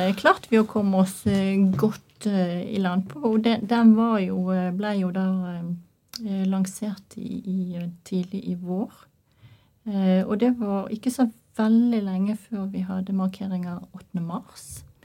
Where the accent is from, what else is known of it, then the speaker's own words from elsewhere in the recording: Norway; jeg er norsk